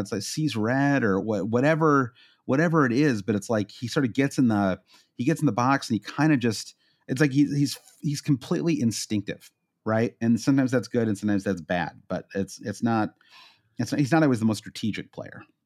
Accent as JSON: {"language": "English", "region": "Midwest", "country": "United States", "accent": "Midwestern", "said": "my Midwestern accent"}